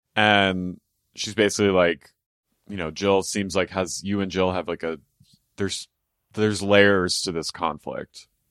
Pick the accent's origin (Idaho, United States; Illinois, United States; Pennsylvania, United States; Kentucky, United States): Pennsylvania, United States; Philadelphia; I'm, you know, from Philadelphia, greater area Philadelphia